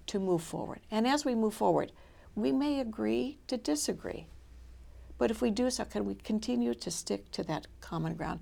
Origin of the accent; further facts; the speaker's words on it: Minnesota, United States; moved away; also born or lived in Michigan / Boston; I'm from Minnesota.